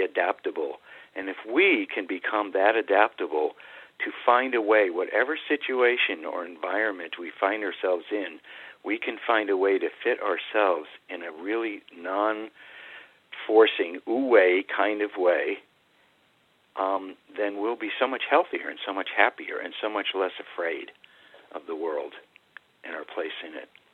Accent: New England, United States; I grew up in New England

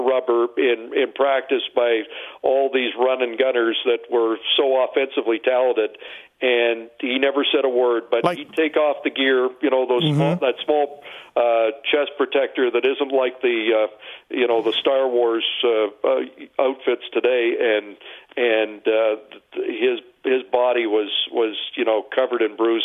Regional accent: Brampton, Ontario, Canada; I'm from Brampton

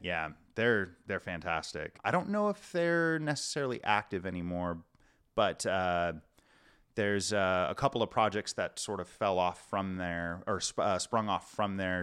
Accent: La Puente, California, United States; also born or lived in Kansas City / Florida; now in Portland, United States; I actually grew up in, uh, just outside the, outside of L A, kind of, um, like La Puente area, if you're familiar, or West Covina.

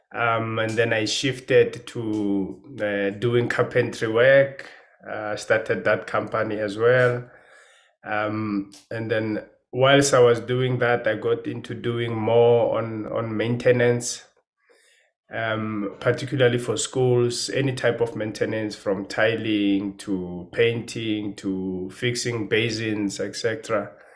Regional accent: Pretoria, Gauteng, South Africa; moved away as an adult; now in Johannesburg, South Africa; I grew up in Pretoria.

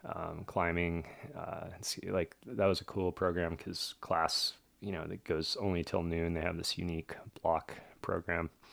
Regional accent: New York, United States; also born or lived in Brazil; we moved to New York when I was, like, one or so

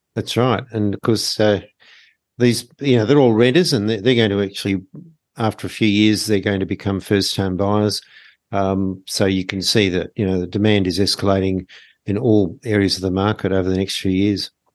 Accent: Sydney, New South Wales, Australia; moved away as an adult; also born or lived in Melbourne; I'm actually from Sydney

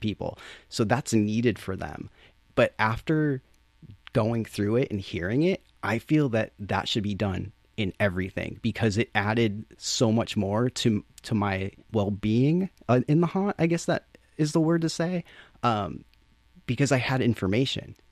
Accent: Chicopee, Massachusetts, United States; moved away; I grew up in Chicopee, which is next to Springfield, Holyoke, Amherst, Northampton

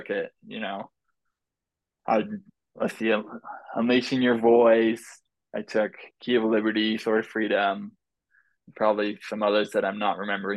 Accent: Oregon, United States; I grew up in Oregon

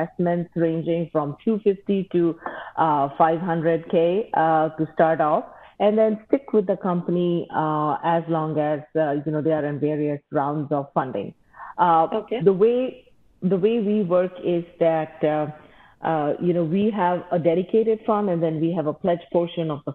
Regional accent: Mumbai, Maharashtra, India; moved away as an adult; now in Ann Arbor, United States; I grew up in India and went to school there

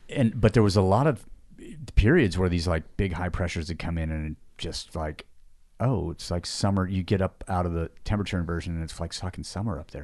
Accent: Seattle, Washington, United States; also born or lived in Yosemite National Park, California; I was born in Yosemite National Park. So, like, and lived there for two years, mounted here for three before moving to Seattle.

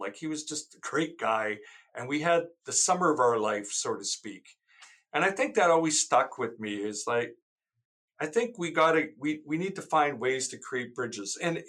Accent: St. Albert, Alberta, Canada; I'm originally from St. Albert, growing up there, you know, where City Hall is today.

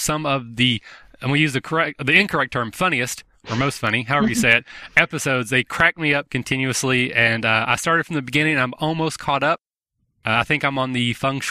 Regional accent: Kentucky, United States; I'm from Kentucky.

